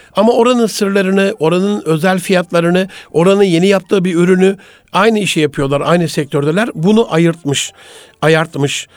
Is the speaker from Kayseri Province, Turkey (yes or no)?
no; Gaziantep, Turkey; moved away; memleketim Gaziantep'imizde